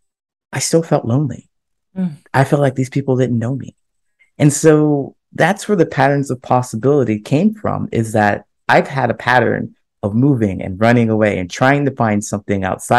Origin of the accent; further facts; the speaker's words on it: Ohio, United States; moved away as an adult; also born or lived in California / Chicago; my hometown in Ohio. I grew up there